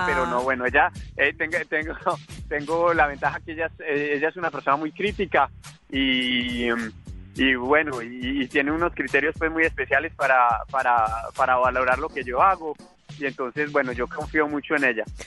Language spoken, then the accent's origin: Spanish; Manizales, Caldas, Colombia; now in Paris, France; soy un emprendedor colombiano